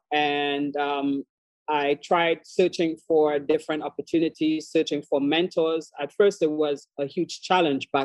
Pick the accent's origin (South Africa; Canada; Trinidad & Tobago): Trinidad & Tobago; Tobago; moved away as an adult; also born or lived in Washington, District of Columbia, United States; now in Maryland, United States; So originally, I am from Trinidad and Tobago, born and raised on the smaller of the two islands, which is Tobago